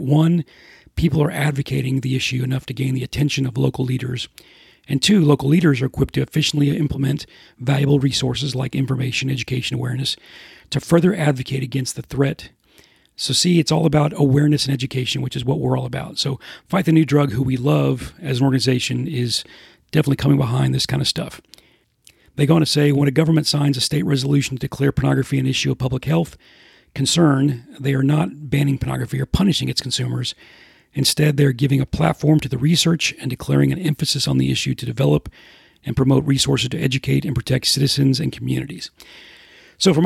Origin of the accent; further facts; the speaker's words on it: Houston, Texas, United States; now in Atlanta, United States; being from Houston, where the humidity is bad